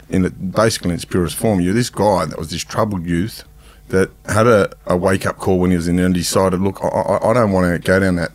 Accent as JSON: {"language": "English", "town": "Sydney", "region": "New South Wales", "country": "Australia", "said": "Just a boy from the Druitt, mate"}